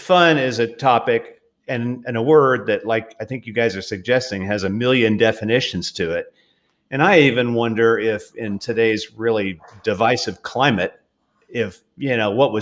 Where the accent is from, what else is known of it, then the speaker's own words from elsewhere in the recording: Southern California, United States; also born or lived in Australia; I grew up in Southern California, so, you know, I was maybe 30 miles from Disneyland